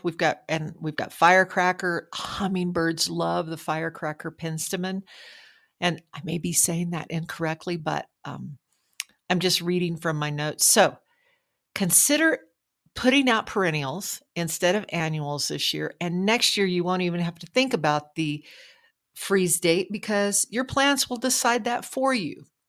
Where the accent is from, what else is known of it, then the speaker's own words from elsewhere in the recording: Logan, New Mexico, United States; the kids in my hometown school of Logan